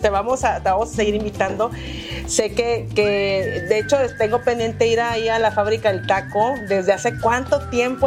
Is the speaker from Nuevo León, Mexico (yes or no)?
yes; Monterrey, Nuevo León, Mexico; Como buena regia y como buen regio